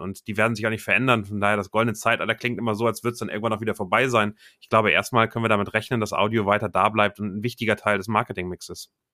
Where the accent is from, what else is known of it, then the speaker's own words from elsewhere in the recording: Hamburg, Germany; komme aus Hamburg